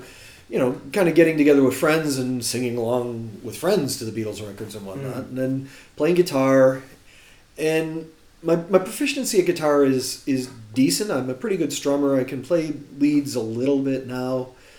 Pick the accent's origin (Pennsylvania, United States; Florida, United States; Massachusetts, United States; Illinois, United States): Illinois, United States; Chicago; accent: Chicago; But I've been here long enough where my Chicago accent is flattened out, where I quite often get accused of being Canadian.